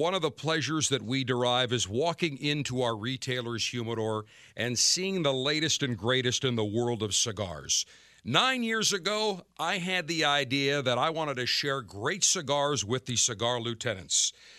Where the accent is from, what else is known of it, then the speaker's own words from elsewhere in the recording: Buffalo, New York, United States; Company in Hamburg, New York, just south of my hometown of Buffalo.